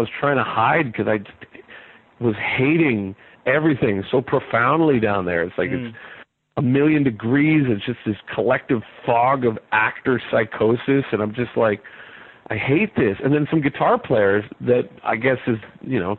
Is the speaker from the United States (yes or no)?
no; Vancouver, British Columbia, Canada; I'm from Vancouver